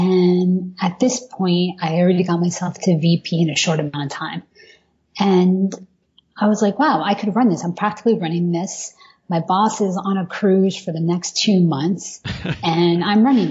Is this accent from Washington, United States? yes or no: no; Miami, Florida, United States; moved away as an adult; also born or lived in Wellesley; now in New York, United States; when I was growing up in Miami